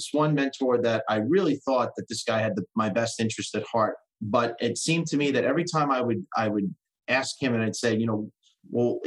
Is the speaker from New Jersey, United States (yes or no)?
yes; New Jersey, United States; I was born in New Jersey